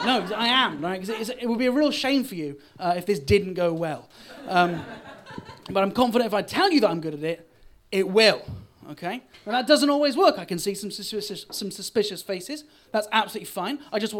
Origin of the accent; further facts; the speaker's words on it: Bristol, South West England, United Kingdom; I am from Bristol, but I sound a bit posh. But don't worry, I'm not.